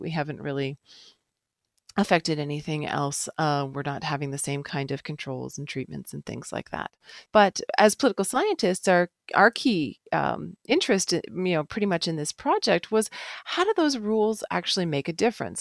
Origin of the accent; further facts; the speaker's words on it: Canada; being Canadian